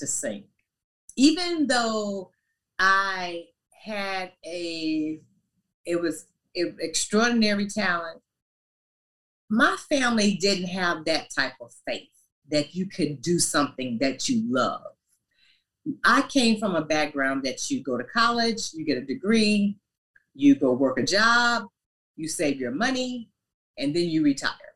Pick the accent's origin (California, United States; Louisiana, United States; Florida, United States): Louisiana, United States; moved away; also born or lived in Paducah, Kentucky; We lived in Louisiana. That's where I basically grew up